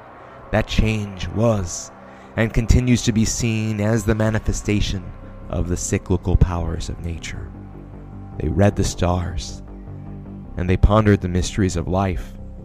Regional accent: San Antonio, Texas, United States; We're from San Antonio, Texas.

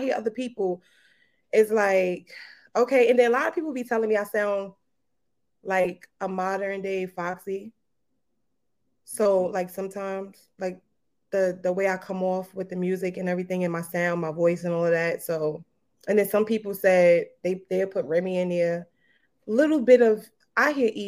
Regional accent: New York City, New York, United States; I'm from Brooklyn. Definitely from Brooklyn, Kingsboro.

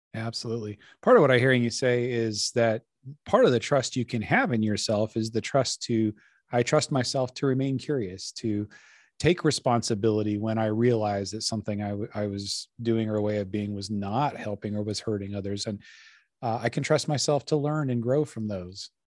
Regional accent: Colorado, United States; now in Laurel, Maryland, United States; I'm from Colorado originally

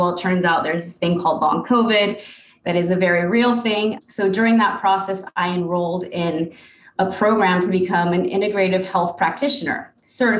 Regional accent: United States; as an American

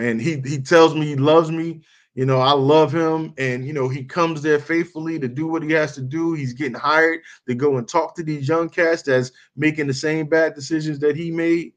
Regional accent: Newark, New Jersey, United States; growing up in North

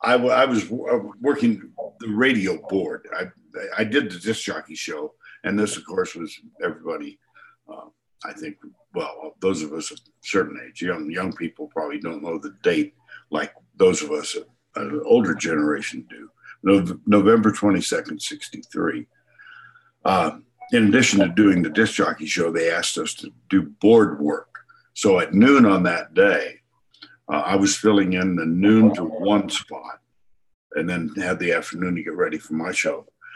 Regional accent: Austin, Texas, United States; moved away as an adult; also born or lived in Dallas / Steamboat Springs; I grew up in Austin, essentially.

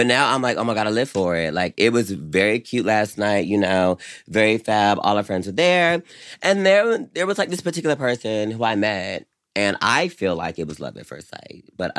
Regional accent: the South, United States; as someone growing up in the South like me

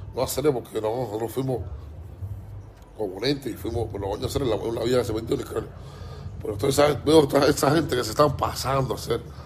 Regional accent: Cuba; somos cubanos igual

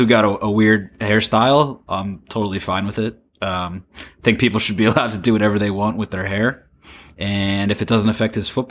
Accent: United States; as an American

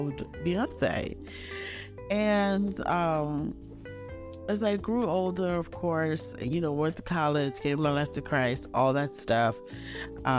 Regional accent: Nigeria; I'm Nigerian

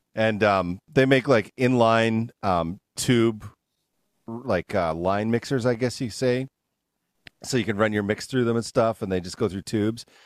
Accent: Canada; now in United States; I'm from Canada, and like I almost never had sugar because it's just not a big thing in Canada as much. I moved down here

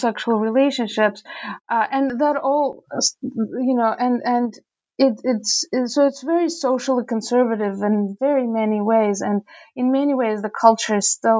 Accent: Saint Petersburg, Russia; moved away as an adult; also born or lived in Rochester, New York; now in United States; growing up in Petersburg, you know, in the 80s and 90s

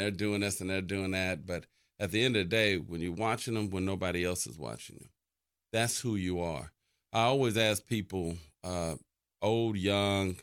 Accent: Dallas, Texas, United States; I grew up right here in Dallas, right there in Oak Cliff

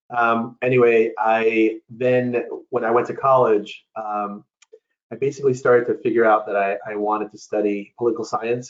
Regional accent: New York City, New York, United States; I was born and raised in New York City. Um, my parents came from Ecuador.

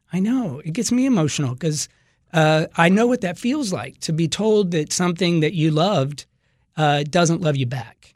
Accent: the South, United States; moved away; I'm from the South

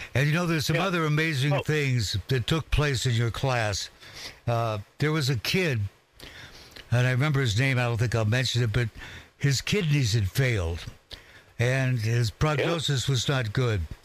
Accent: Walla Walla, Washington, United States; I was in Walla Walla, my hometown

